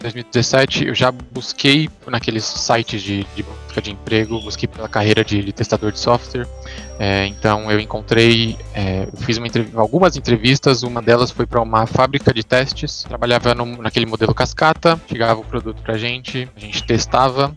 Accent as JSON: {"language": "Portuguese", "region": "São Paulo", "country": "Brazil", "said": "sou de São Paulo capital"}